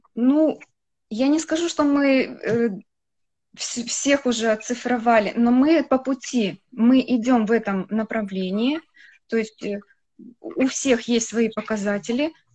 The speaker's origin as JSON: {"language": "Russian", "town": "Khabarovsk", "region": "Khabarovsk Krai", "country": "Russia", "tie": "born or raised there", "said": "я родилась в Хабаровске"}